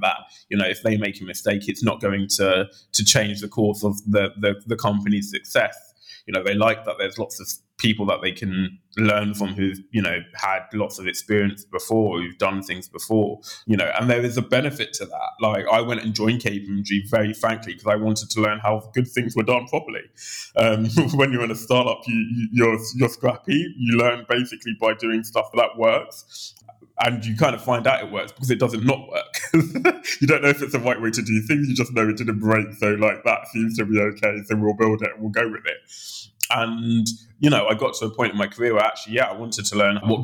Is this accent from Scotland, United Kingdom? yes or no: no; London, United Kingdom; also born or lived in Oxford; I grew up in Southeast London in Lewisham prior